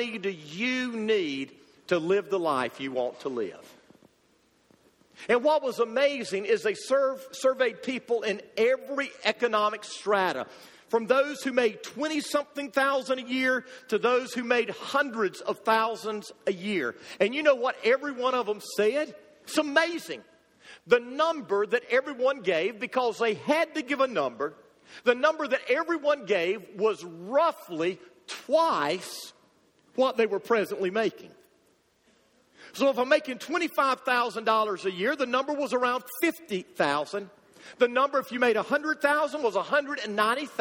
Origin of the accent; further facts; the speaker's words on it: United States; as American Christians